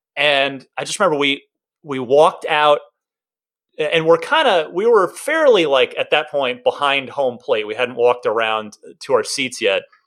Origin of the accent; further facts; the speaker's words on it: Arizona, United States; also born or lived in New Jersey; I'm originally from New Jersey, uh, grew up a Mets fan, like I said, but really kind of, we moved to Arizona